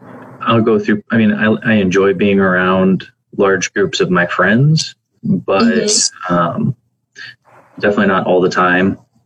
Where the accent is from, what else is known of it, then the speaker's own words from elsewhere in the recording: Prague, Nebraska, United States; I grew up in Prague, Nebraska.